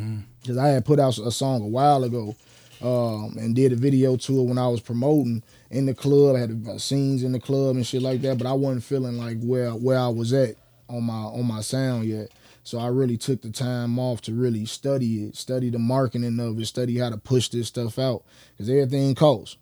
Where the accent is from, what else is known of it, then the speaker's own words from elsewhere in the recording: Chicago, Illinois, United States; we from Chicago